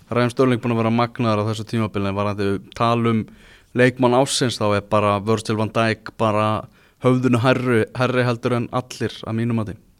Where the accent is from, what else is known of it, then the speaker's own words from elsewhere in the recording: Iceland; við erum náttúrulega Íslandingar